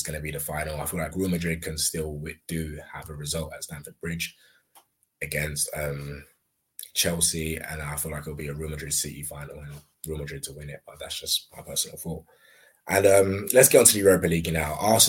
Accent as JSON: {"language": "English", "country": "Nigeria", "said": "as a Nigerian"}